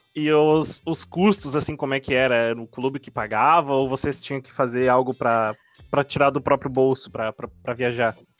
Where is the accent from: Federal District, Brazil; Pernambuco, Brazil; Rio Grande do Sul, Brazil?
Rio Grande do Sul, Brazil; now in Florianópolis, Brazil; Rio Grande do Sul, por exemplo, que é da onde eu sou, mas eu tô morando em Floripa.